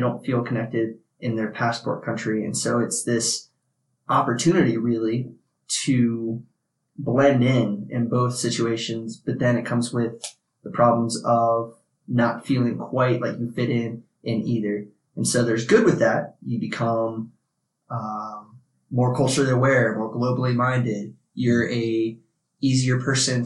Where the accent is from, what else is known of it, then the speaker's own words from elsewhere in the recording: Ohio, United States; moved away as an adult; also born or lived in New Jersey / Japan / Virginia; I was born in New Jersey, but I was in the Air Force. And so we moved to Japan real early. I was 2, landed in Japan, was there until I was 4 when we moved back to Ohio. And I spent majority of my young years till 18 in Ohio and then moved to Virginia